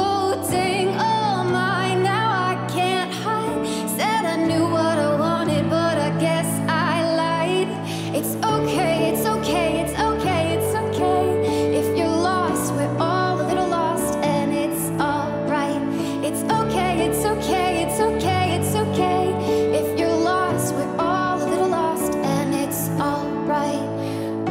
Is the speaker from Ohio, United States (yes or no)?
yes; Zanesville, Ohio, United States; I'm from Zanesville, Ohio